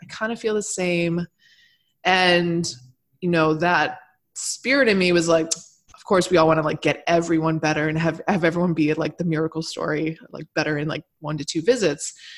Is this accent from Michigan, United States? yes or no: yes; Michigan, United States; I grew up in Michigan